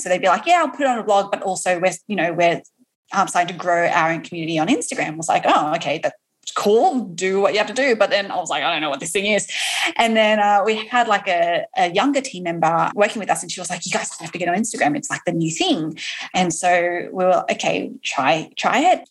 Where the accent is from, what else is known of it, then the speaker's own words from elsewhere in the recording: Australia; now in New York, United States; I am also an Aussie